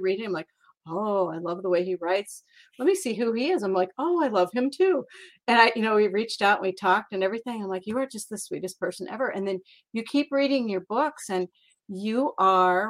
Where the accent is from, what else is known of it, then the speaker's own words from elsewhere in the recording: Iowa, United States; also born or lived in Minneapolis / Northern California; now in Falmouth, United States; I was born in Minneapolis, but raised in Iowa. So I'm from the Quad Cities, which is kind of by Chicago. So it's a little bit on Eastern Iowa